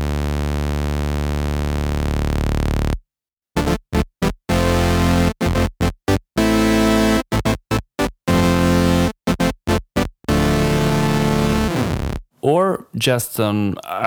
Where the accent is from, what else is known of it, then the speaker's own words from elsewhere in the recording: Budapest, Hungary; I grew up in Budapest, in Hungary